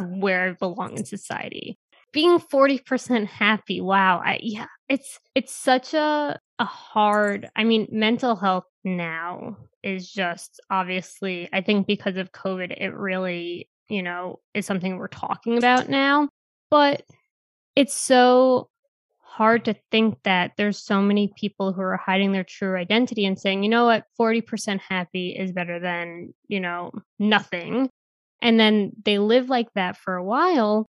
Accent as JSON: {"language": "English", "town": "New York City", "region": "New York", "country": "United States", "tie": "born or raised there", "said": "I'm from New York City"}